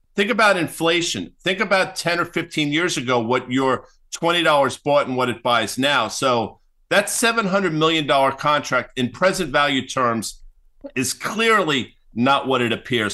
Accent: New York, United States; moved away as an adult; now in New Jersey, United States; I grew up in New York. I live in New Jersey

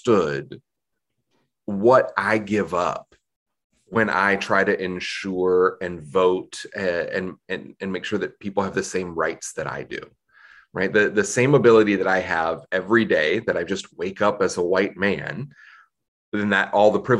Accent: Southeast United States, United States; growing up in the Southeast United States

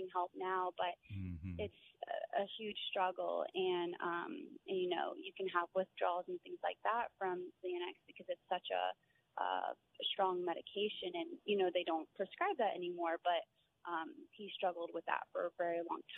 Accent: Maryland, United States; moved away; also born or lived in Virginia; I'm actually traveling from Virginia for my family's house back home to Maryland

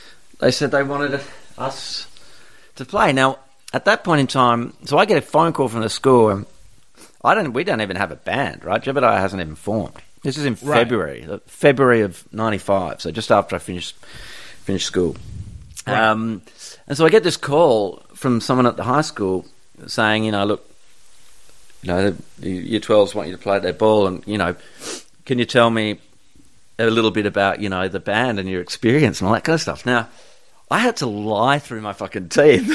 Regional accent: Perth, Western Australia, Australia; I grew up in Bull Creek, and Fremantle was kind of where we would hang out

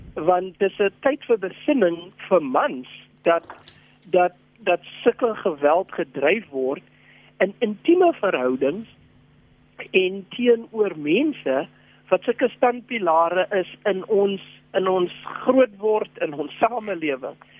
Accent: South Africa; as Suid-Afrikaners

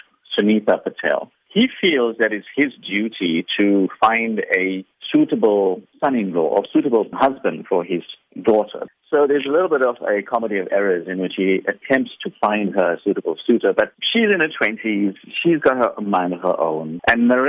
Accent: Durban, KwaZulu-Natal, South Africa; now in Johannesburg, South Africa; I was born in Durban myself.

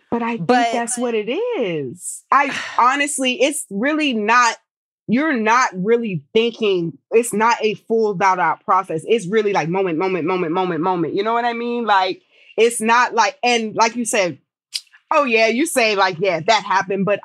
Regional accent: Abilene, Texas, United States; born there; so I'm an Air Force brat. My family is lived New Jersey, New York. I was born in Abilene, Texas.

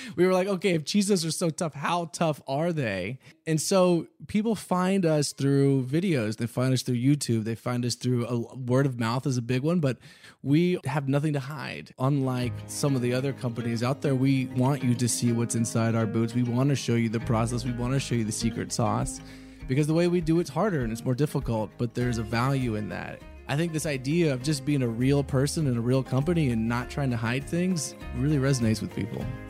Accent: Houston, Texas, United States; also born or lived in Austin; growing up in Texas, of course, I wore cowboy boots.

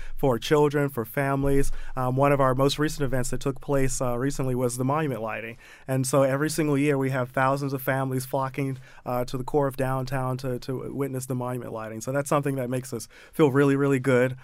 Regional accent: Baltimore, Maryland, United States; moved away as an adult; I grew up in the Mondawmin and Penn North neighborhood

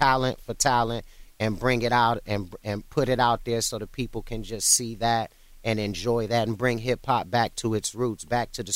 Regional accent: Cleveland, Ohio, United States; I was born in Ohio, and I was in and out of Cleveland throughout my childhood

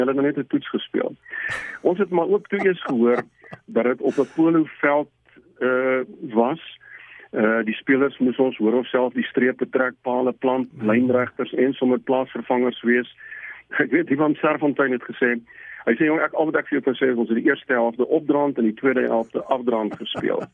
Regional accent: South Africa; ons is van Suid-Afrika

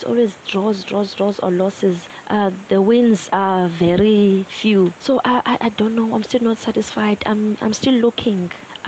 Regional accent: Cape Town, Western Cape, South Africa; I went for Cape Town City because I'm also from Cape Town.

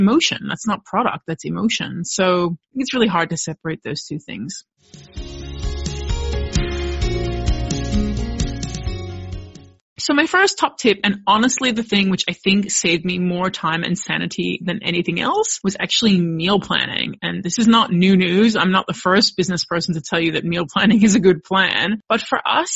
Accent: United States; moved away as an adult; now in Australia; while I am American, I did raise my kids here in Australia

